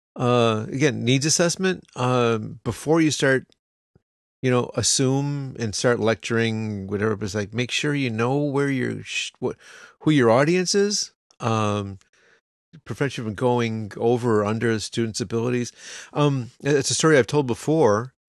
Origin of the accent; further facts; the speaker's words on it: United States; now in Japan; we're American